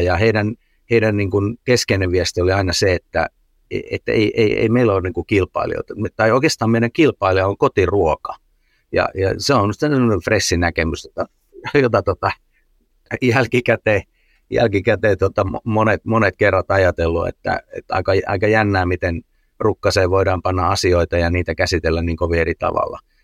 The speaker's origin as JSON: {"language": "Finnish", "country": "Finland", "said": "Suomessa me ollaan aika sääntöorientoituneita"}